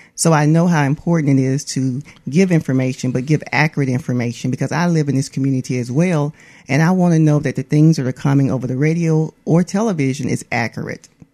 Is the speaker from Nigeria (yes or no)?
no; Atmore, Alabama, United States; I'm from Atmore, Alabama